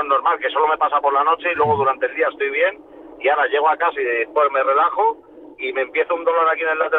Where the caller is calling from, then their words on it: Alcorcón, Community of Madrid, Spain; mira, desde Alcorcón.